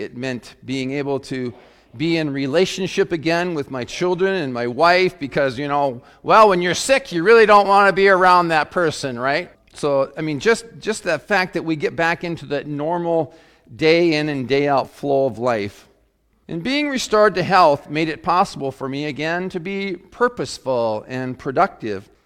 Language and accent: English; Webster, South Dakota, United States; I grew up in Webster, South Dakota